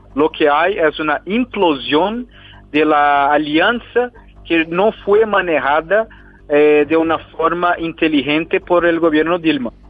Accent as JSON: {"language": "Spanish", "country": "Brazil", "said": "como un brasileño"}